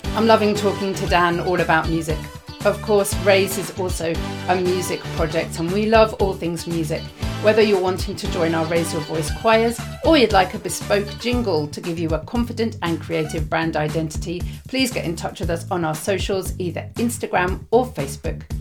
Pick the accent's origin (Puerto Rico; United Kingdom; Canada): United Kingdom; London; I'm from West London